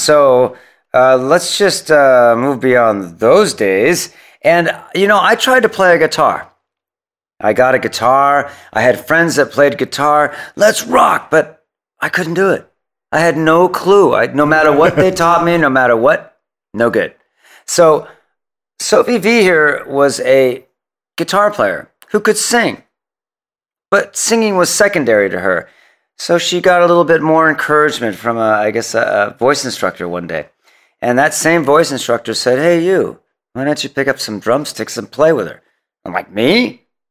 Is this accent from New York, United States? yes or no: no; San Francisco, California, United States; also born or lived in Oakland; born and raised in San Francisco, lived there, worked there all my life